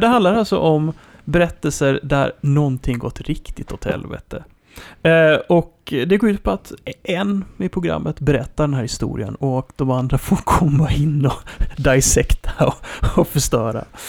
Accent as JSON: {"language": "Swedish", "country": "Sweden", "said": "man kommer ju dit ur ett perspektiv som svensk"}